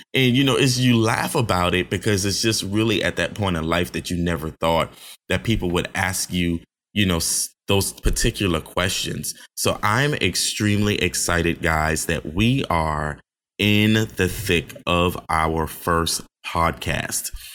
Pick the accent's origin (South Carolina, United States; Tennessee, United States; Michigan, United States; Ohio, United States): South Carolina, United States; Johns Island; also born or lived in Charleston, South Carolina; I hail from Johns Island, South Carolina, by the way of Charleston, South Carolina